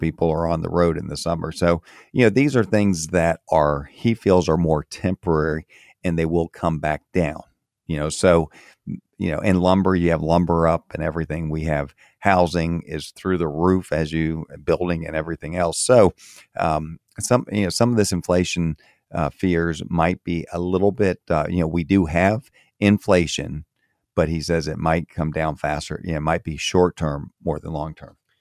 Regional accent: Florida, United States; moved away as an adult; also born or lived in Maryland / Fort Myers, Florida; I grew up in Florida, moved away from Florida in, in eighty-eight

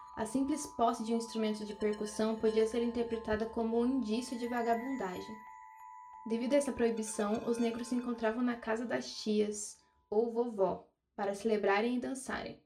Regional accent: Brazil

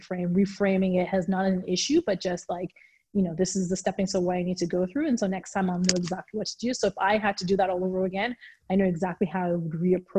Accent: Nigeria; moved away; growing up in Nigeria

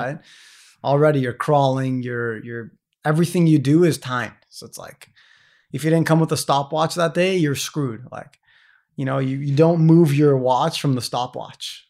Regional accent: San Diego, California, United States; moved away as an adult; I'm this American kid from San Diego, California

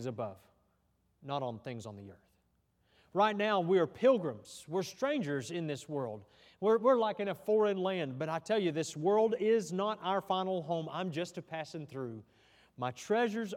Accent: United States; I'm proud to be an American

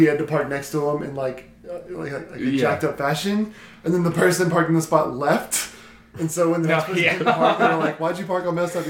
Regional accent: the South, United States; I'm from the South. I know what southern accents sound like

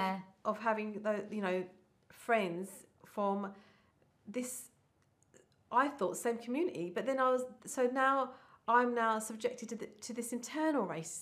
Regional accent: Middlesex, London, United Kingdom; But unfortunately, I then went through the route of where are you from, and that then I was like, Middlesex.

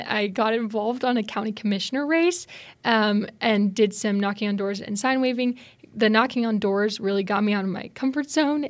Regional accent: Spokane, Washington, United States; moved away; I'm from Spokane, Washington, out west

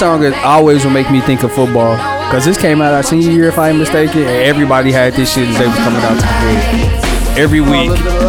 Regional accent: Charlotte, North Carolina, United States; Straight out of Charlotte, North Carolina. You know what I mean? I'm from Charlotte, North Carolina.

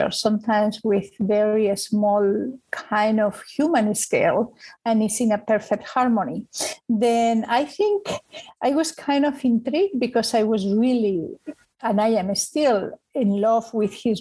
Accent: Spain; now in New York, United States; I am originally from Spain

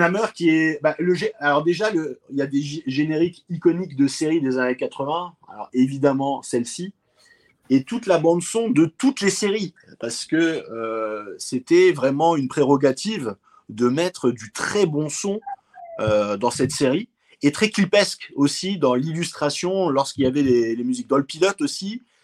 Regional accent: France; chez nous, en France

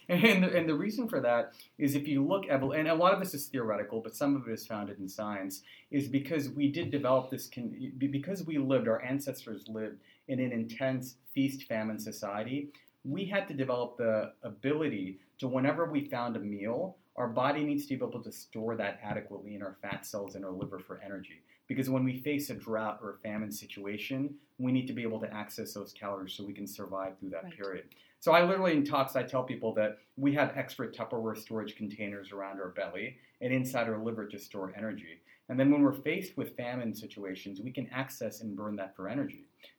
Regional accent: Kolkata, West Bengal, India; Like, you know, I'm from Calcutta, so I remember, you know, when I'd go back every summer to Calcutta

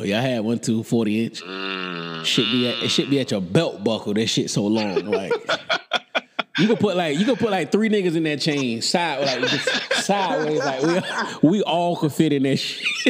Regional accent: Florida, United States; I'm in my hometown of Florida

